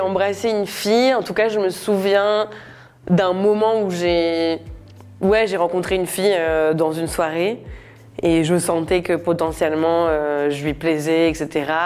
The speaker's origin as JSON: {"language": "French", "region": "Normandy", "country": "France", "tie": "born or raised there", "said": "Moi j'ai grandi en Normandie"}